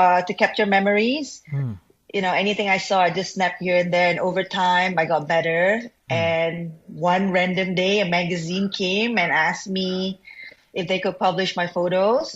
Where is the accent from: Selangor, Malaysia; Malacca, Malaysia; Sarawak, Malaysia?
Selangor, Malaysia; Subang Jaya; I'm from Subang Jaya